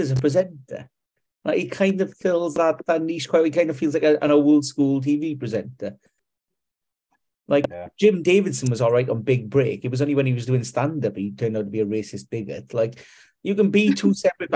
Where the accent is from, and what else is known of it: Wales, United Kingdom